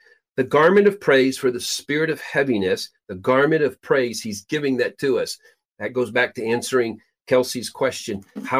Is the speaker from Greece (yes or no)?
no; Peru; Literally, I was born and raised in Peru, South America. My parents were missionaries there.